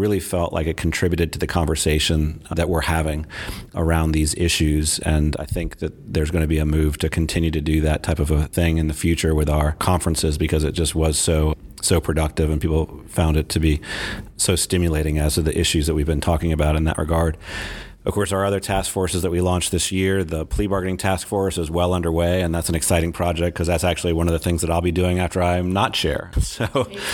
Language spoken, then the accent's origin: English; Nashville, Tennessee, United States; my hometown of Nashville